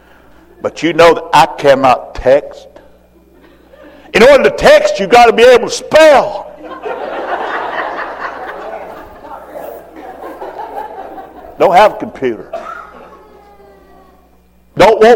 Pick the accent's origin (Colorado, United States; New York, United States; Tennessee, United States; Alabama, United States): Tennessee, United States; Roll Mountain; I'm from Roll Mountain, Tennessee.